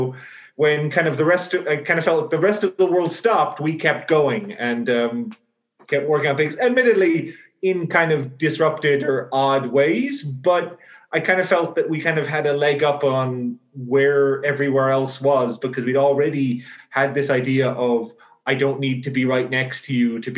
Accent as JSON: {"language": "English", "country": "Ireland", "lives_now": "Amsterdam, Netherlands", "said": "I'm from Ireland originally. I'm doing my PhD here in Amsterdam with Paul."}